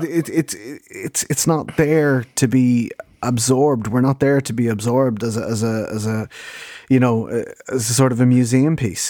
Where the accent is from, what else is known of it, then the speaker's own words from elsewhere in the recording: Dublin, Leinster, Ireland; We're both Dublin born and raised Irish speakers